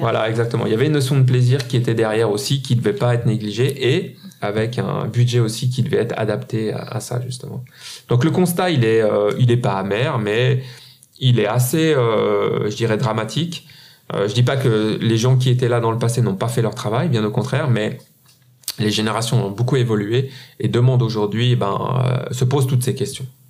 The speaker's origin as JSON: {"language": "French", "country": "Switzerland", "said": "en Suisse. Hein. Un petit pays comme le nôtre"}